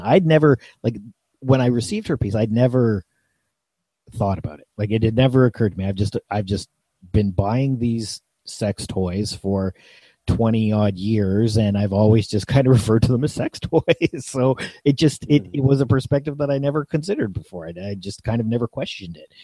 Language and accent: English; Niagara region, Ontario, Canada; also born or lived in Toronto area, Ontario; I was born near Toronto and lived outside of Toronto in one of the more or most ethnically diverse areas in Canada. Then I moved to the Niagara region.